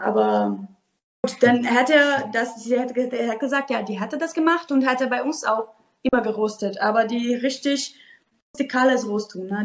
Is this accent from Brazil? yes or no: yes; Brazil; German is a second language; moved away as an adult; now in Germany; ich komme aus Brasilien und mein Opa hat einen Farm